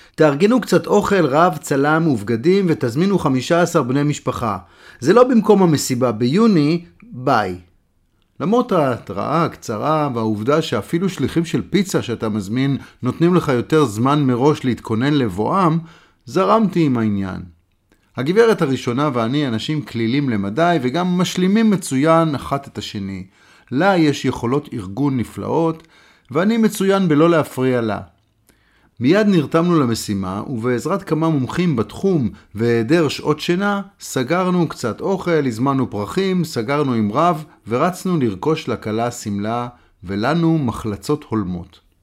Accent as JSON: {"language": "Hebrew", "country": "Israel"}